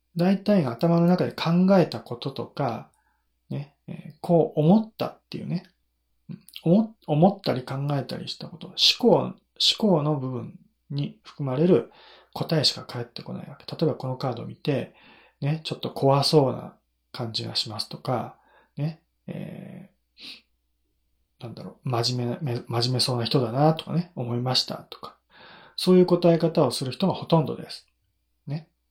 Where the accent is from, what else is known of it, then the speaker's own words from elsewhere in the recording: Nagano, Japan; 地元が長野県だからね、地元、長野県の御嶽百草岩っていうものを知ってて当然だよね